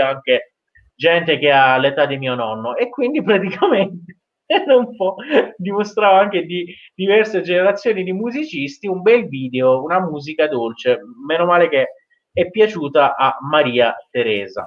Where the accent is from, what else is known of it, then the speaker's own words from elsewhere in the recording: Iran; da iraniano